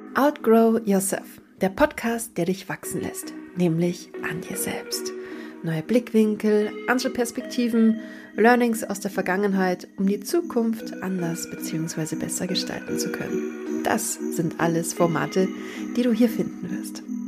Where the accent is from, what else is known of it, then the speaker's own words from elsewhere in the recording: Bavaria, Germany; bei uns in Bayern